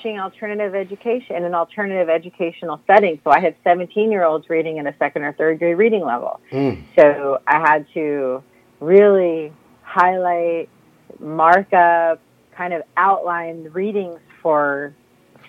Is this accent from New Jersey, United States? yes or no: yes; New Jersey, United States; moved away as an adult; also born or lived in San Jose, California / Washington, D.C.; I'm from Jersey. I actually grew up in South Jersey.